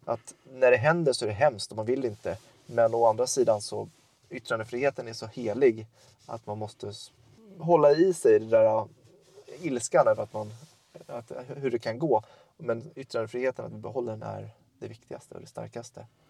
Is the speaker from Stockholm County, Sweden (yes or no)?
yes; Tullinge, Stockholm County, Sweden; moved away as an adult; also born or lived in Södertälje / Örebro; now in Lomma, Sweden; jag är född i Södertälje, sen är jag uppfödd i Tullinge utanför Stockholm